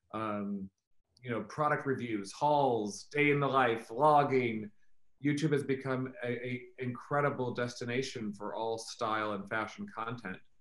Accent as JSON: {"language": "English", "region": "Missouri", "country": "United States", "tie": "born or raised there", "moved": "yes", "lives_now": "New York, United States", "said": "I grew up in Missouri, which is in the middle of the country"}